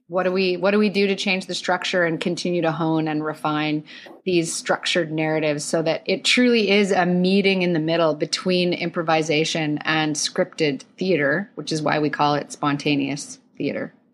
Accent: Calgary, Alberta, Canada; now in Toronto, Canada; I grew up in Calgary. I moved to Toronto in two thousand one

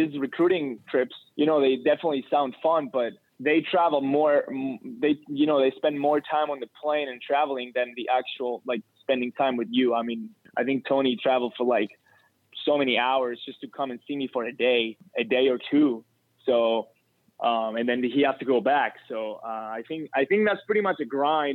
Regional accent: Cyprus; moved away as an adult; now in United States; when I'm traveling from Cyprus to the U.S.

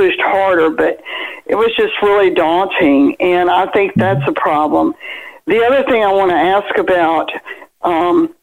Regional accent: Birmingham, Alabama, United States; I'm from Birmingham, Alabama

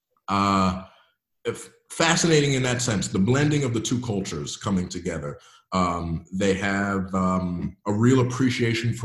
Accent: United States; now in Belgium; we really don't learn a lot about in the States

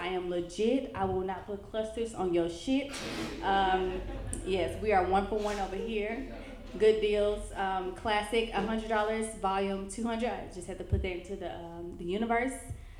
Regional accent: Memphis, Tennessee, United States; also born or lived in Houston, Texas; now in Los Angeles, United States; I am the chick from Memphis who people always want to ask where am I from because of my accent. I moved from Houston. Hurricane Harvey got me out here

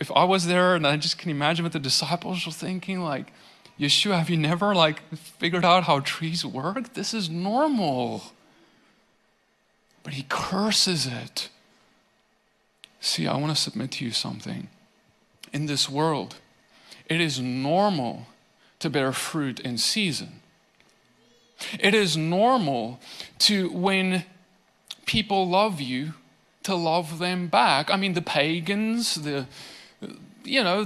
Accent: South Africa; now in Tennessee, United States; I come from South Africa. There were not nearly as many trees where I grew up.

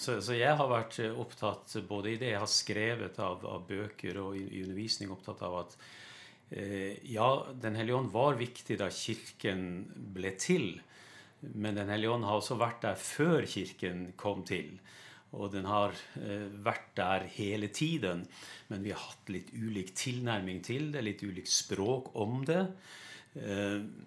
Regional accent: Lofoten, Nordland, Norway; moved away; jeg kommer opprinnelig fra Lofoten. Det hører du på dialekta mi

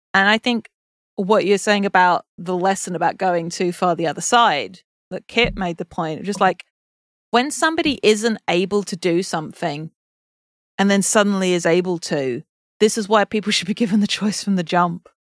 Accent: England, United Kingdom; I'm English

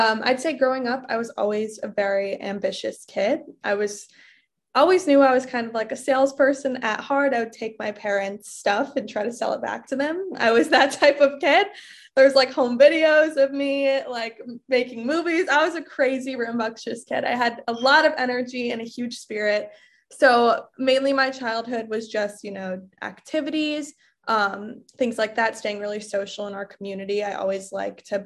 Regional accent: Bartlett, Illinois, United States; moved away as an adult; also born or lived in Michigan / Minnesota; I grew up in the suburbs of Chicago. I grew up in Bartlett, Illinois. All of my life.

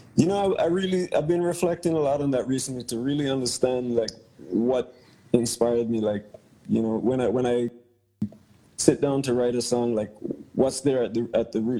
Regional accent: Bermuda; also born or lived in Caribbean; now in Hawaii, United States; Originally, I'm from Bermuda, um, via growing up in the Caribbean

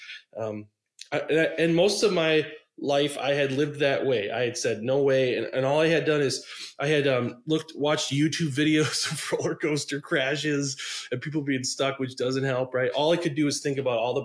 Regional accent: outside Milwaukee, Wisconsin, United States; I grew up in outside Milwaukee

